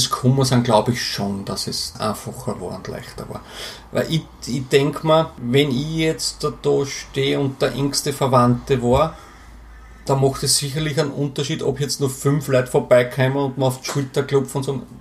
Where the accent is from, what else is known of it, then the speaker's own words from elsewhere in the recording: Burgenland, Austria; ich komme normal, aus dem Burgenland und bin normalerweise schon äh, alle zwei Wochen unten bei meinen Eltern